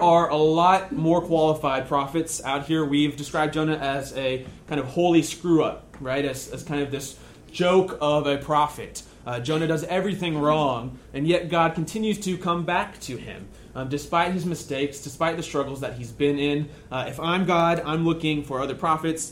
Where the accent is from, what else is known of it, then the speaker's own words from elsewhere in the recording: United States; you and I, as American Christians